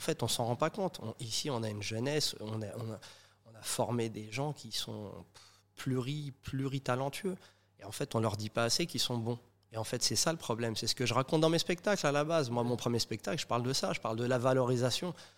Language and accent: French; Saint-Denis, Île-de-France, France; nous on a grandi en maison à Saint-Denis